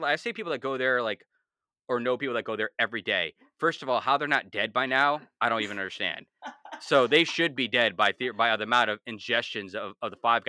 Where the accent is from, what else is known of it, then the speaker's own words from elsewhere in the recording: East Coast, United States; I mean, I'm from the East Coast